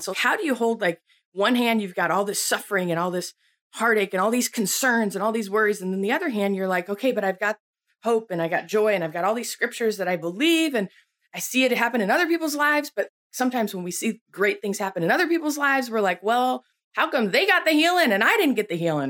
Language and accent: English; Buffalo, New York, United States; I grew up in Buffalo, New York